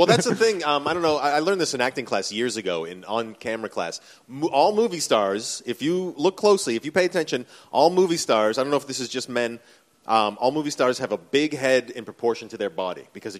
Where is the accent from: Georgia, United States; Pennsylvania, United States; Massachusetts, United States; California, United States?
Massachusetts, United States; Boston; now in Australia; I grew up in Boston, Massachusetts, where Kennedy is from. Yeah. My mother was Irish.